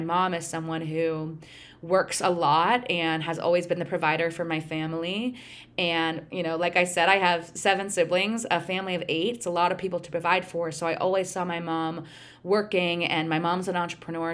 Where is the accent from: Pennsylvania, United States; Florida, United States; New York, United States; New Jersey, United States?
Pennsylvania, United States; also born or lived in Connecticut; now in Michigan, United States; I grew up in Pennsylvania